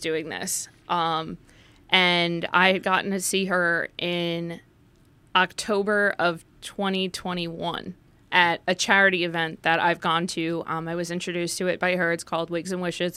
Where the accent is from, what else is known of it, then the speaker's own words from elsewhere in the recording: Livingston, New Jersey, United States; also born or lived in Morris County, New Jersey; I was born and raised in Livingston, New Jersey, which is just in Essex County